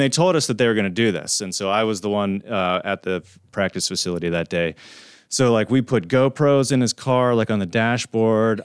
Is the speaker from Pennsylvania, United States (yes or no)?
yes; Pennsylvania, United States; we're from Pennsylvania